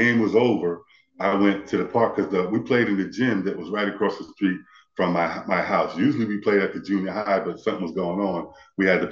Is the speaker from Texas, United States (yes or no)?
no; Amityville, New York, United States; also born or lived in Copiague, New York; now in Charlotte, United States; I grew up in Amityville. I was born actually in Copeg, right next door. But I was raised in Amityville.